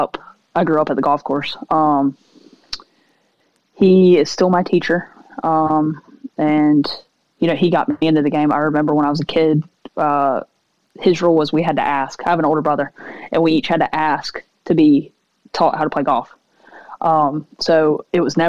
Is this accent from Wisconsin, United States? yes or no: no; Seneca, South Carolina, United States; moved away as an adult; also born or lived in Baton Rouge, Louisiana; I'm from South Carolina. I'm technically from a city called Seneca.